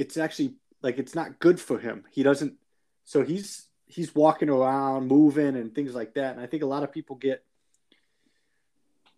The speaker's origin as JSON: {"language": "English", "region": "Wisconsin", "country": "United States", "tie": "born or raised there", "moved": "yes", "said": "I grew up in Wisconsin"}